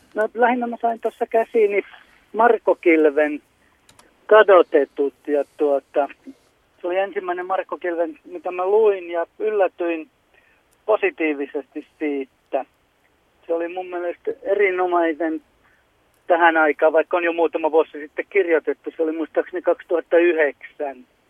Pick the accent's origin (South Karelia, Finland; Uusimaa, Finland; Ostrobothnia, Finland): Ostrobothnia, Finland; Jakobstad; mä oon Pietarsaaresta, me järjestetään Runeberin viikkoa Pietarsaaresta